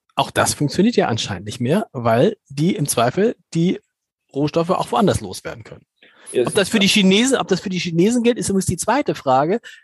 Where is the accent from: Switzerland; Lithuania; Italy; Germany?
Germany; als Deutsche